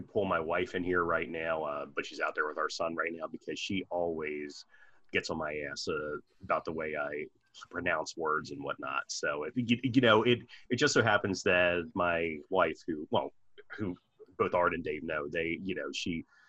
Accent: Maryland, United States; accent: Maryland; my Maryland accent as well

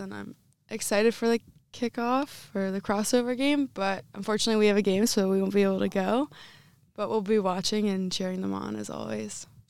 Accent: Northeastern Pennsylvania, United States; moved away as an adult; now in Iowa, United States; Growing up in my area, um, I'm from Northeastern Pennsylvania, so every high school had it

